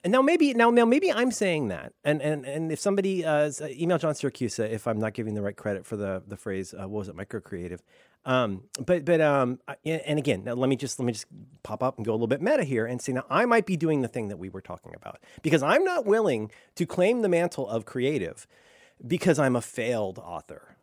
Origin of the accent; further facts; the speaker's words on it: Ohio, United States; also born or lived in Florida; growing up in Ohio